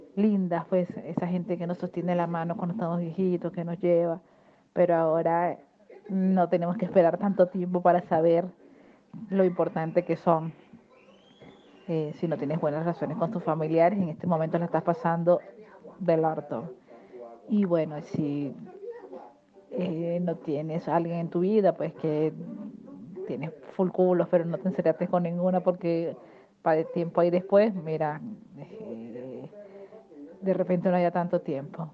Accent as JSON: {"language": "Spanish", "country": "Venezuela", "moved": "yes", "lives_now": "Argentina", "said": "Soy venezolana viviendo en Argentina"}